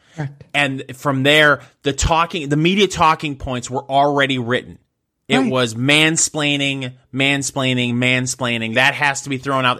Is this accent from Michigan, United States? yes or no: yes; Michigan, United States; I grew up in Michigan.